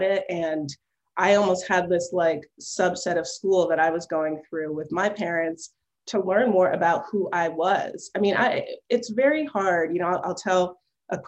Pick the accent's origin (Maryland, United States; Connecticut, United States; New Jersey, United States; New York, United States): Connecticut, United States; also born or lived in Milwaukee, Wisconsin / Simsbury, Connecticut / Cheshire, Connecticut; now in Palo Alto, United States; I grew up in Connecticut, you know, two towns, Simsbury and Cheshire, Connecticut.